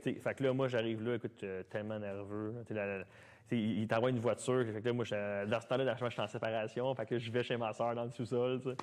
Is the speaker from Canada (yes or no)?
yes; Mont-Saint-Hilaire, Quebec, Canada; also born or lived in Sainte-Julie; J'étais revenu à Mont-Saint-Hilaire, euh, ma ville natale, chez ma sœur